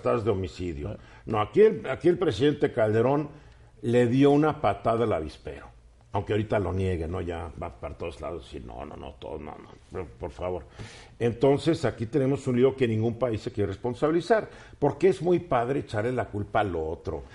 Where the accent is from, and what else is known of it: Mexico